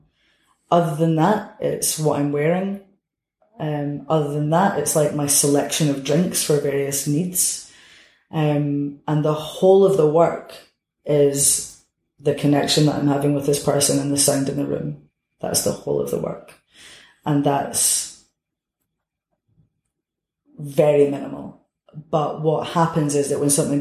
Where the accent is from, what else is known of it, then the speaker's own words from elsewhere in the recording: Edinburgh, Scotland, United Kingdom; I'm from Edinburgh